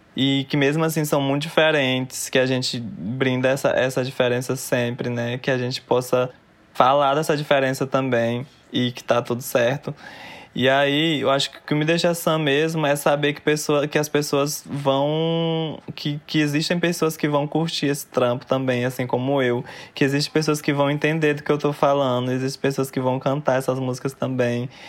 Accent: Fortaleza, Ceará, Brazil; moved away; eu fui nascida e criada lá, quarta geração

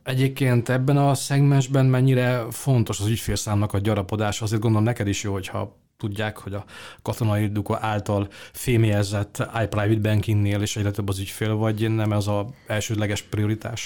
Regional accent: Hungary; mi magyarok

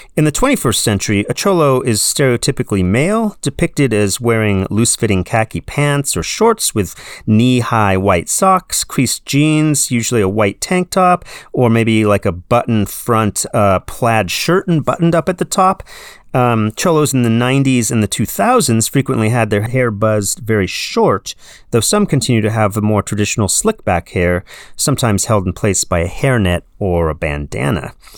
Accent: San Diego, California, United States; I grew up in San Diego in the seventies

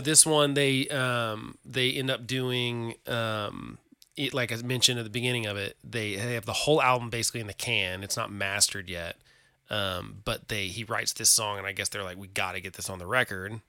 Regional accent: Oklahoma, United States; we're from Oklahoma

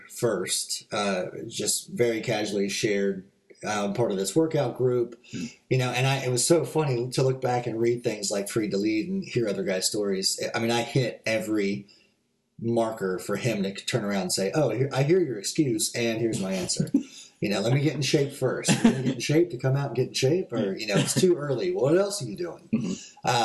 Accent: California, United States; moved away; I grew up in the Methodist Church in California

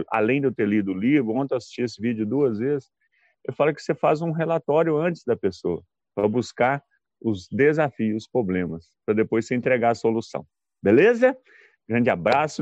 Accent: Belo Horizonte, Minas Gerais, Brazil; sou de BH

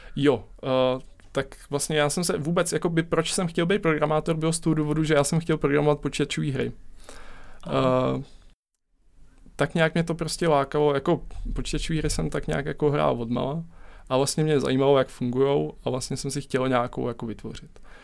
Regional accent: Czechia; my Češi

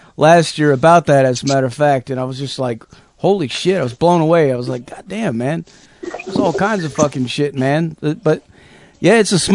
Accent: California, United States; born there; also born or lived in Arizona; now in Tennessee, United States; I mean, I'm not even from here, actually. I was born in California, but I've lived all over the fucking place, man. Arizona mostly

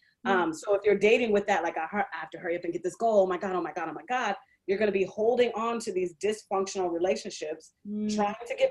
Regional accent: Seattle, Washington, United States; moved away as an adult; also born or lived in Indianapolis; I grew up in Seattle

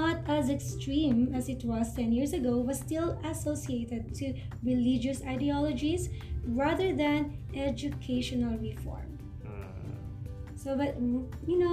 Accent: Philippines; in my country, in the Philippines

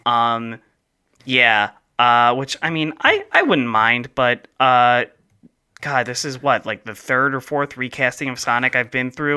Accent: New Jersey, United States; accent: South Jersey, Philadelphia; moved away; I have more of like a South Jersey, Philadelphia accent that comes out.

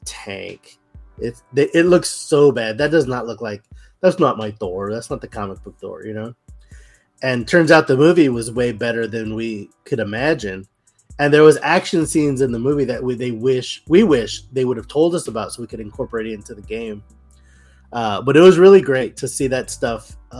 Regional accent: Brownsville, Texas, United States; Brownsville, Texas, my hometown

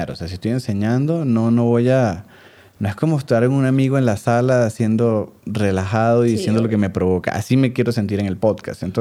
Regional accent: Venezuela; soy mucho más mm. venezolano que ella, me refiero quizás un venezolano más marcado.

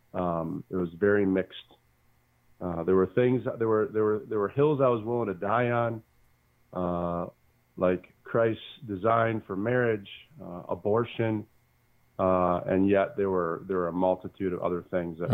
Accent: Bedford, Michigan, United States; also born or lived in Muncie, Indiana; now in Sylvania, United States; born and raised in Bedford, Michigan

